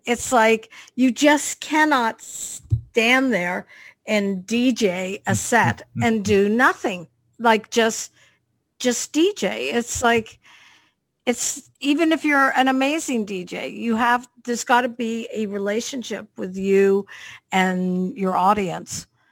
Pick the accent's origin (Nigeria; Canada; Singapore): Canada; I'm a Canadian girl from Canada, but my parents were British